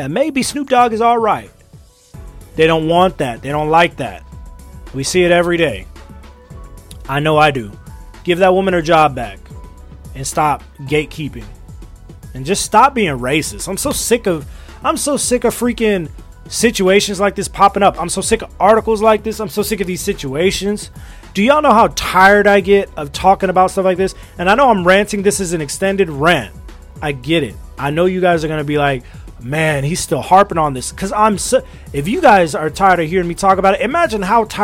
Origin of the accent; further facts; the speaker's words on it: United States; I'm an American